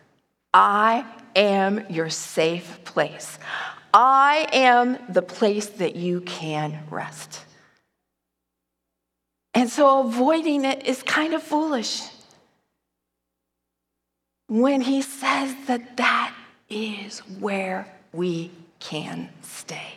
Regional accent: Chicago, Illinois, United States; moved away as an adult; now in Nevada, United States; When I first moved to Nevada, I moved from Chicago

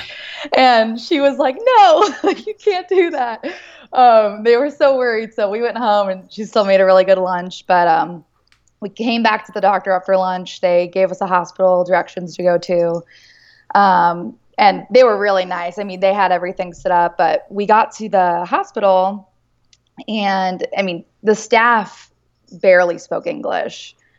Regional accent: United States; being American

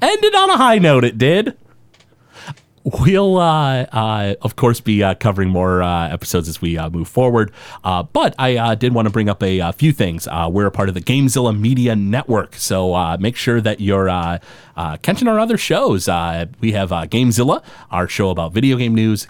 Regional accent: Detroit, Michigan, United States; we're from the Detroit area.

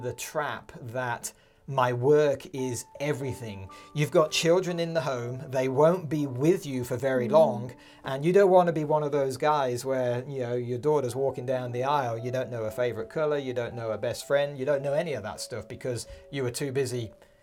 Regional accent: United Kingdom; moved away as an adult; now in Montana, United States; we grew up in the United Kingdom, Carolyn and I. And we moved when our kids were 1 and 3

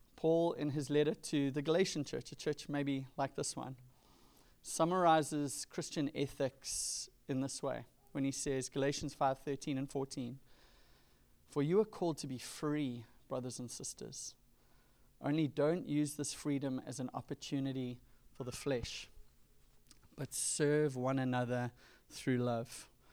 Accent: Durban, KwaZulu-Natal, South Africa; now in California, United States; growing up in Durban on the east coast of South Africa in the nineties

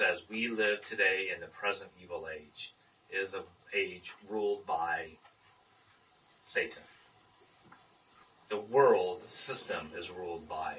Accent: Anaheim, California, United States; I when I was born here in Anaheim, I have one sister who's a year and a half younger than me

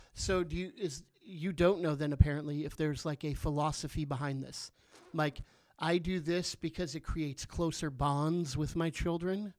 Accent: Southern California, United States; now in Chico, United States; I grew up in Southern California. Um, so I've been a Californian my whole life

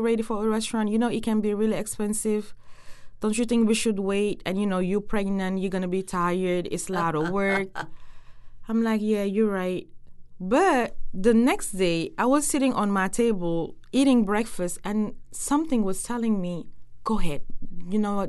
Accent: Senegal; moved away; I'm from West Senegal

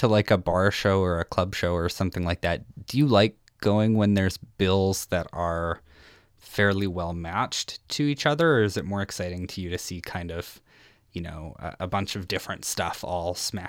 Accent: Saskatchewan, Canada; now in Edmonton, Canada; I'm from Saskatchewan originally and I'm in Edmonton now. Mm. And part of the perk of growing up in like smaller cities or smaller music scenes

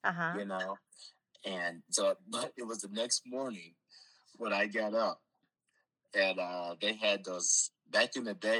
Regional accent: Fostoria, Ohio, United States; also born or lived in Chicago, Illinois; I grew up here in Fostoria, Ohio. I moved here right before I started school.

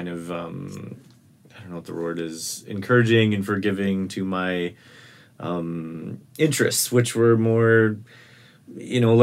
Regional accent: Washington, District of Columbia, United States; moved away; I grew up in Washington, D.C., way on the other side of the country

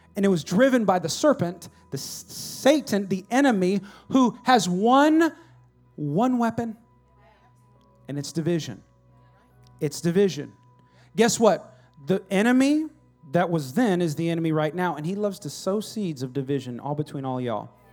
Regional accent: United States; I'm American

